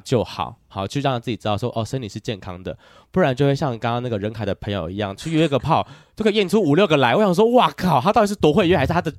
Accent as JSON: {"language": "Chinese", "country": "Taiwan", "said": "身为台湾人，我应该谴责你吗？"}